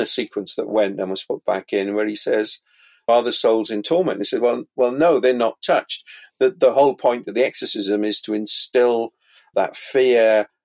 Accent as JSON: {"language": "English", "town": "Pontypridd", "region": "Wales", "country": "United Kingdom", "tie": "born or raised there", "said": "I grew up in South Wales"}